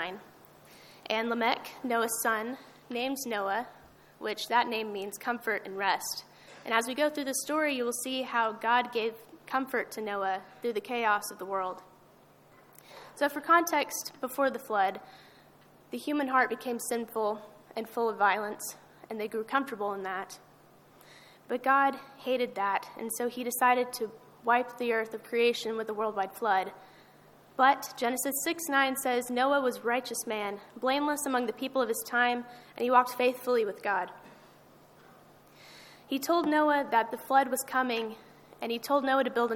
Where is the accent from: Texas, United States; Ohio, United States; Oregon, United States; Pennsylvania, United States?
Texas, United States; Amarillo; I'm from Amarillo